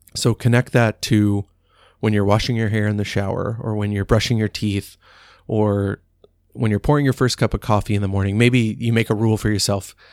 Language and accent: English; Dallas, Texas, United States; growing up in Dallas, we were always watching the Cowboys play on Thanksgiving